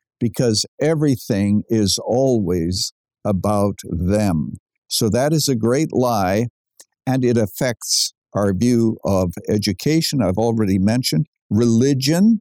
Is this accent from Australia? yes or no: no; Canada; I was born in Canada.